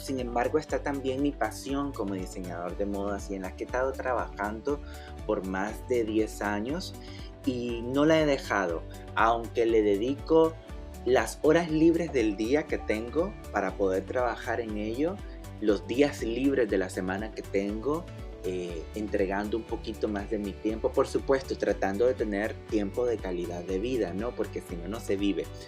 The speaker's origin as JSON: {"language": "Spanish", "region": "Masaya", "country": "Nicaragua", "tie": "born or raised there", "moved": "as an adult", "lives_now": "Miami, United States", "said": "yo nací en la ciudad de Masaya, Nicaragua"}